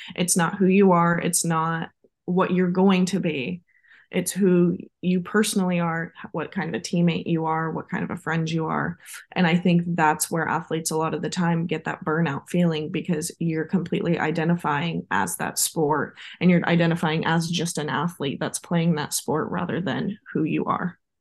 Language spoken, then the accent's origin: English; Visalia, California, United States; moved away as an adult; now in Ohio, United States; I am originally from Visalia, California, so quite a ways from home.